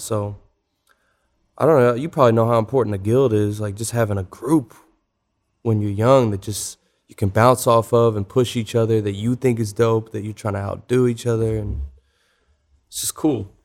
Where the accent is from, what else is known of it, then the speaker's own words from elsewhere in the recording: Louisville, Kentucky, United States; moved away; also born or lived in Atlanta; We grew up in the Highlands neighborhood of Louisville